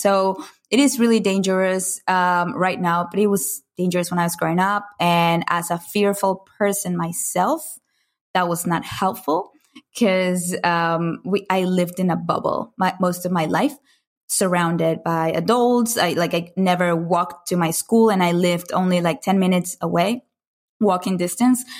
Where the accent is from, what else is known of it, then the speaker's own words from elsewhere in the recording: Caracas, Capital District, Venezuela; moved away as an adult; I grew up in Caracas, Venezuela, in Latin America. Uh, for the for the first 19 years of my life, I lived there